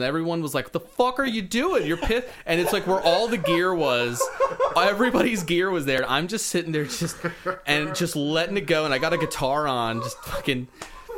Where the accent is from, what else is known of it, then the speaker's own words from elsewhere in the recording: Raleigh, North Carolina, United States; growing up in the Raleigh, North Carolina music scene